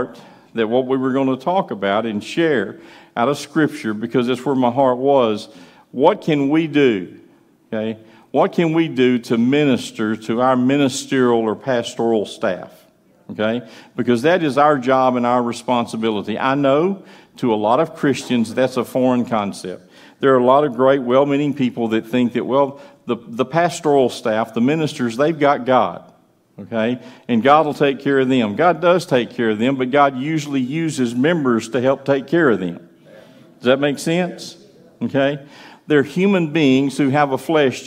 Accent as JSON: {"language": "English", "country": "United States", "tie": "born or raised there", "said": "Eric and I grew up in County Line Baptist Church north of here"}